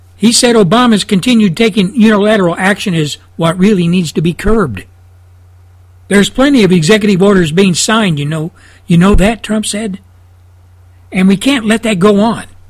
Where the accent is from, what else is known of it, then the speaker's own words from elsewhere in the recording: Texas, United States; my home state of Texas